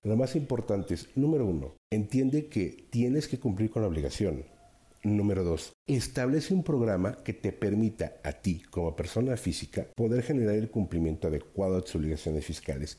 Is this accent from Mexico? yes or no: yes; Mexico; como mexicanos